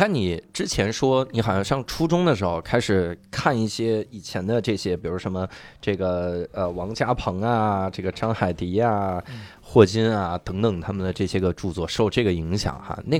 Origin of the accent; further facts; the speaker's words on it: Inner Mongolia, China; 而且我小学在内蒙念的， {S2} 嗯 {S1} 咱们西北人是很聪明的